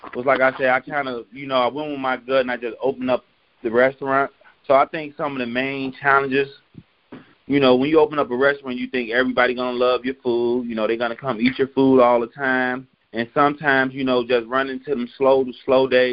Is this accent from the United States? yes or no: yes; Chicago, Illinois, United States; now in Iowa, United States; I'm originally from Chicago